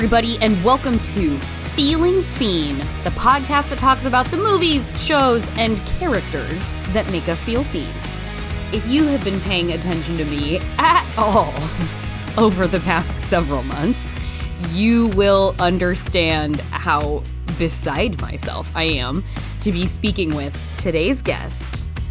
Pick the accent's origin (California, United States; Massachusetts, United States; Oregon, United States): Oregon, United States; Canby; did grow up in a very Christian surrounding environment in the state of Oregon.